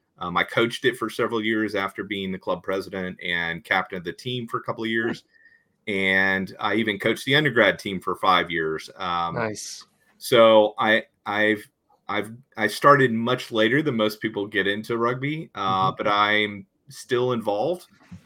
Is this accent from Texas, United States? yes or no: yes; Texas, United States; accent: Texas; also born or lived in Ohio; I am born and bred in Texas, between Dallas and Houston. And then spent 4 years in Ohio for a college